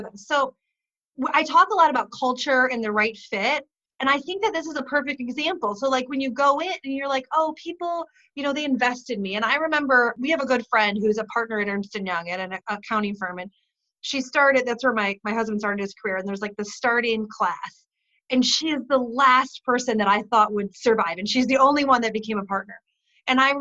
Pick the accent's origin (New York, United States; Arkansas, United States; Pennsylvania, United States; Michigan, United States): Michigan, United States; I'm from Michigan